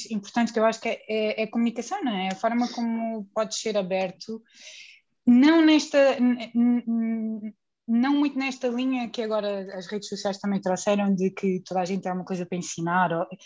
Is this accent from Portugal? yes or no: yes; Alentejo, Portugal; now in Lisbon, Portugal; sou alentejana, já estou a Lisboa há muitos anos